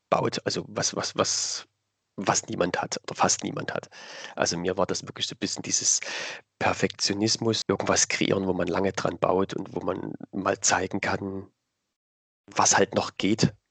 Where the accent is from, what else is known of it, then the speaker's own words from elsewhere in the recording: Dresden, Saxony, Germany; accent: Saxon; also ich komme aus Dresden, aus dem schönen mhm. Sachsen. Mhm. Hört ah, man ah, vielleicht auch ein bisschen in der Stimme, in der Sprache. Ähm, genau, ich bin jetzt 34 Jahre jung